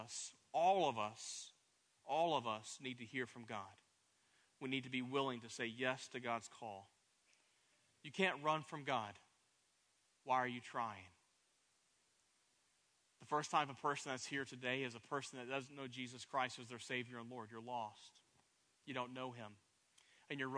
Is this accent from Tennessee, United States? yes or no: yes; Pigeon Forge, Tennessee, United States; moved away as an adult; also born or lived in Plano, Texas; The town that I am from is Pigeon Forge, Tennessee, has 5,000 people in the city